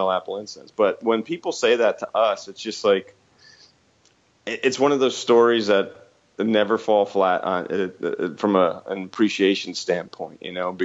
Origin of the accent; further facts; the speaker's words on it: New Jersey, United States; moved away as an adult; also born or lived in Atlanta, Georgia; now in Nashville, United States; I'm actually from Jersey, New Jersey